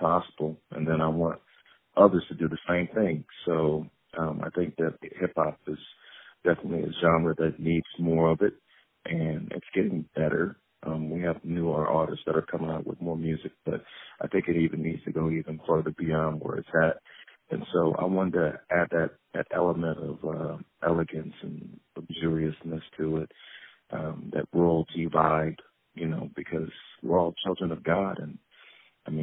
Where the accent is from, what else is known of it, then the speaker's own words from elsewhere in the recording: Peoria, Illinois, United States; I'm originally from Peoria, Illinois